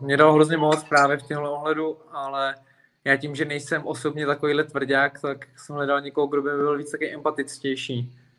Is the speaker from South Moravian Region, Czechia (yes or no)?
no; Plzeň, Plzeň Region, Czechia; moved away as an adult; now in Prague, Czechia; já jsem Plzeňák a potom jsem se přestěhoval do Prahy záměrně kvůli sportu